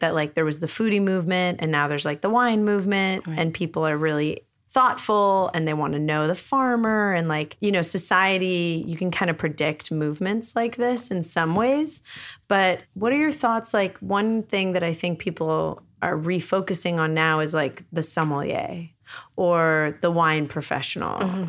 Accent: New York, United States; now in Los Angeles, United States; I grew up in New York

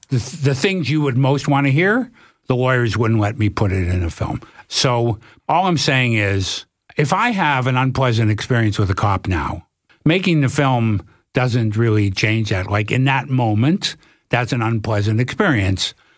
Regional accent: Toronto, Ontario, Canada; I'm from Toronto.

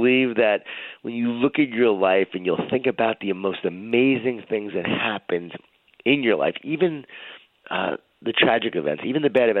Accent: Smithtown, New York, United States; I grew up in Long Island, New York, in a Jewish-Italian family. A lot of food, a lot of guilt. A lot of wine, a lot of whining. And grew up in Smithtown, Long Island

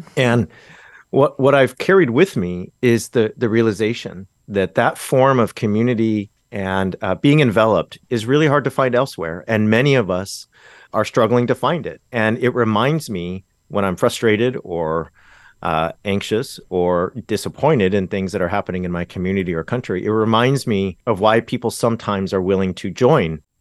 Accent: Orange County, Southern California, United States; Where I grew up in Southern California is really, i, in some sense, the Bible Belt. Uh, Orange County

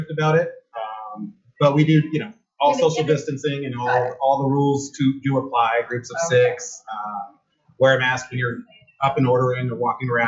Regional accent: Carson City, Nevada, United States; also born or lived in Reno; it's been a great four and a half years uh, growing up in Reno and having hung out and well, technically I grew up in Carson

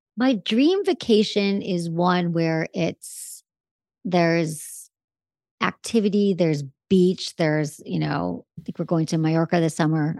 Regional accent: Michigan, United States; now in Los Angeles, United States; I'm from Michigan.

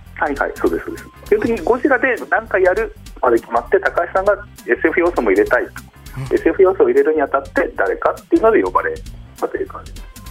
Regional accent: Hokkaido, Japan; 生まれが北海道ですね

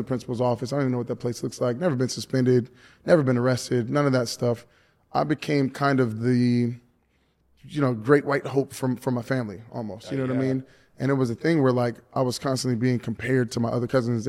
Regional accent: Miami, Florida, United States; We're from Miami

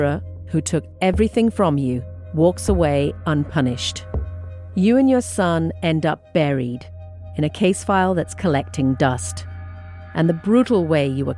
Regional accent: India; also born or lived in England; now in Boston, United States; I'm an immigrant to this country. I grew up in India and England, and now I live in Boston.

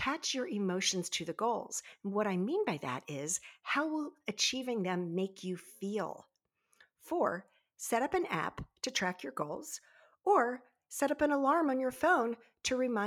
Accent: Baltimore Annapolis area, Maryland, United States; I grew up in the Baltimore Annapolis area

